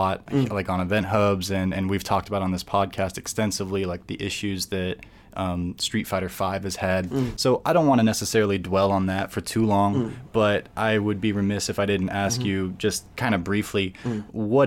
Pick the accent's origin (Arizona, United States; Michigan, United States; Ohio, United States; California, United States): Arizona, United States; here in my home state of Arizona